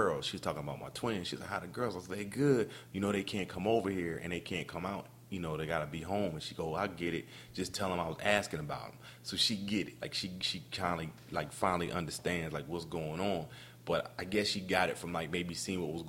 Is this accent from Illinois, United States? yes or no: no; Camden, New Jersey, United States; I'm from Camden, New Jersey, and you know, we didn't have a lot. I mean, we didn't have a lot growing up